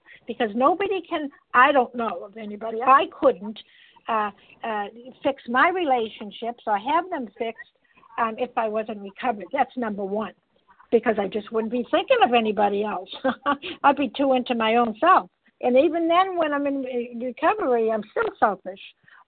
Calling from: Massachusetts, United States; I'm calling in from Massachusetts.

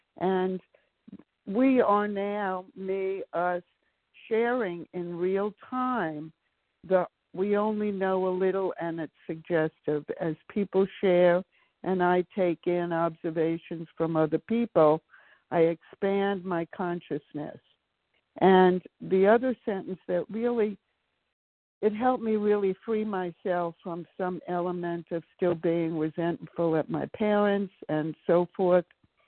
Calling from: Maryland, United States; from Maryland.

